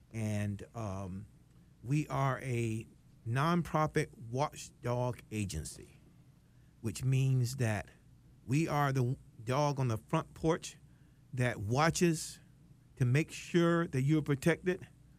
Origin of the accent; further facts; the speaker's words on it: West Palm Beach, Florida, United States; moved away as an adult; also born or lived in Connecticut; I was born and raised in West Palm Beach, Florida.